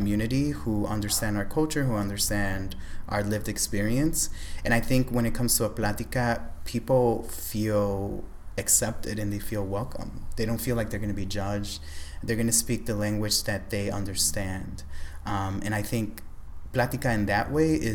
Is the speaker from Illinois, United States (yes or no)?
yes; Chicago, Illinois, United States; Born and raised in Humboldt Park, in a predominantly Puerto Rican neighborhood.